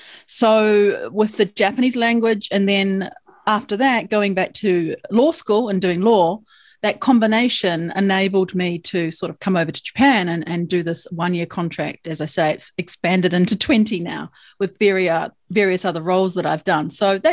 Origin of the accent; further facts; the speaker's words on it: New Zealand; I'm a New Zealander, right? Oh. We often call ourselves Kiwis, as you know, but New Zealand's where I'm from.